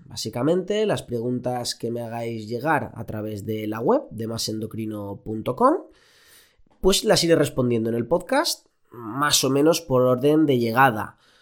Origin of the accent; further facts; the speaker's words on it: Elche, Valencian Community, Spain; moved away as an adult; now in Barcelona, Spain; yo soy de Elche